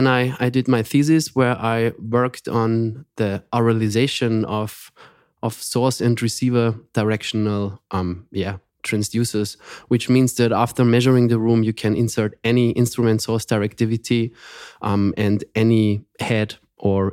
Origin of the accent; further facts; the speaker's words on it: Austria; also born or lived in Graz; Yeah, I'm from Austria, and we are based in Graz